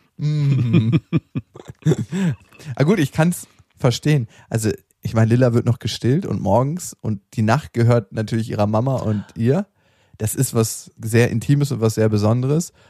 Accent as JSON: {"language": "German", "region": "Berlin", "country": "Germany", "tie": "born or raised there", "said": "in dem alten Park in Berlin, wo ich aufgewachsen bin"}